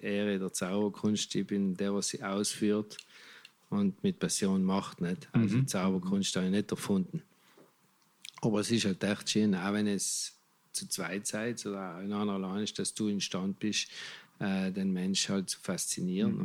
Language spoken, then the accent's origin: German; Italy; bei uns in Italien